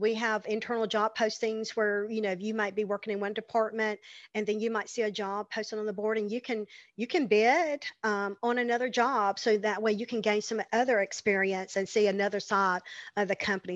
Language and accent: English; the South, United States; growing up in the South, growing up in church